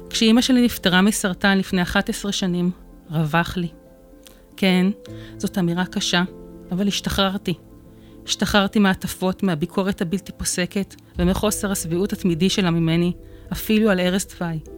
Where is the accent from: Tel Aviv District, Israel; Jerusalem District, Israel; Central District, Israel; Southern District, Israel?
Central District, Israel; Netanya; אני נתניאתית גאה, נולדתי וגרתי בנתניה, בבית רגיל לחלוטין, וסך הכל, ילדותי הייתה טובה.